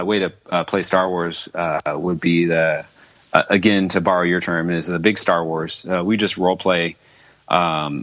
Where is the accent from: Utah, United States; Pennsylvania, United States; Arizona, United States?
Arizona, United States; I grew up in Arizona in the desert